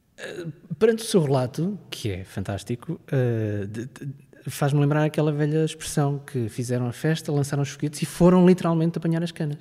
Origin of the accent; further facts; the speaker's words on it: Coimbra region, Centro, Portugal; eu sou da região de Coimbra